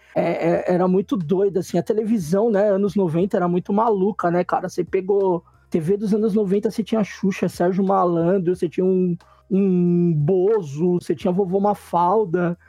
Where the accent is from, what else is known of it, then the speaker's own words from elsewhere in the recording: São Paulo, Brazil; eu, sou nascido da Zona Leste